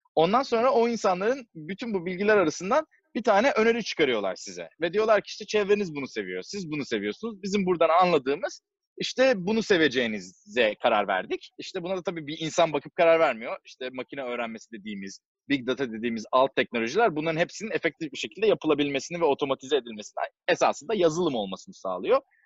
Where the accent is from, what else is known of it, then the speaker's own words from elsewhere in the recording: Istanbul, Turkey; moved away as an adult; now in Silicon Valley, United States; 1989 e, senesinde İstanbul'da doğdum.